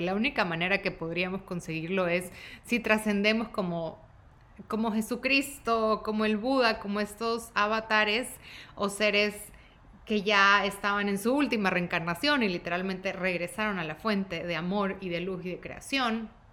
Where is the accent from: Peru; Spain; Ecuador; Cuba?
Ecuador; Guayaquil, Guayas; now in Dallas, United States; tengo 35 años, soy de Guayaquil, de Ecuador, vivo en Dallas